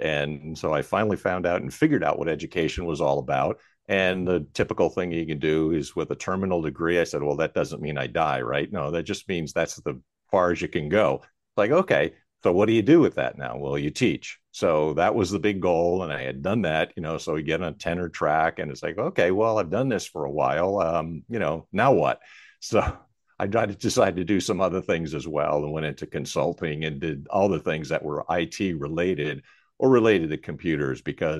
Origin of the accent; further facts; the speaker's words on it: Jersey City, New Jersey, United States; also born or lived in Philadelphia area; But I was actually born in Jersey City, New Jersey. So I'm definitely a Jersey boy, but a little bit further north of …. And then also lived outside the area of Philadelphia too